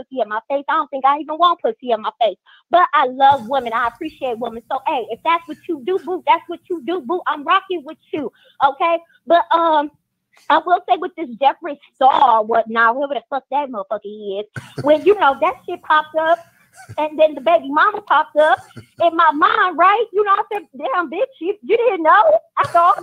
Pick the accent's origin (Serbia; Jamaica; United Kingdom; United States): United States; Indiana; now in Austin, United States; I'm in Austin right now, but I'm from Indiana.